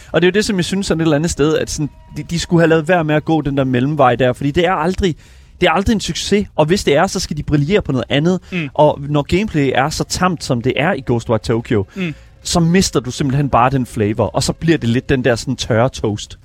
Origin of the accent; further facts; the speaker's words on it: Horsens, Central Denmark Region, Denmark; jeg er selv fra Horsens